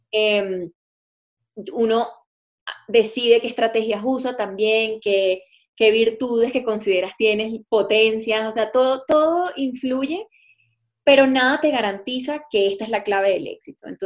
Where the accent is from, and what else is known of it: Venezuela; moved away as an adult; now in Colombia